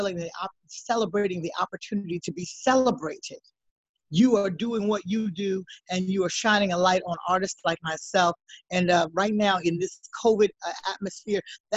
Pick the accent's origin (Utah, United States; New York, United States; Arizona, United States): New York, United States; New York City; a little black girl growing up in Harlem